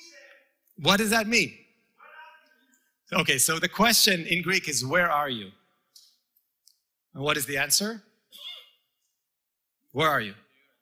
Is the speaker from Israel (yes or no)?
yes; Israel; moved away; It was a commune that I grew up in Israel, a real communist settlement